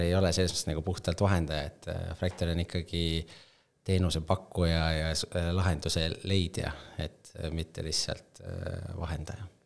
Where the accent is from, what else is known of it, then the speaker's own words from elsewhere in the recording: Tallinn, Harju County, Estonia; kust ma tulen, Tallinna poiss Äh, koolis käinud Tallinnas Õismäel